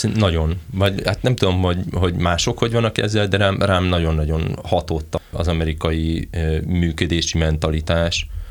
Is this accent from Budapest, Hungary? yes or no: no; near Veszprém, Veszprém County, Hungary; én Veszprém mellől származok